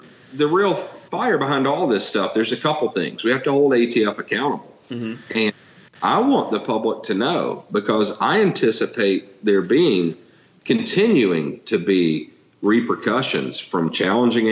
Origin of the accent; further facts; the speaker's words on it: Atlanta, Georgia, United States; moved away as an adult; now in New Hampshire, United States; I'm from Atlanta. That's where I was born and raised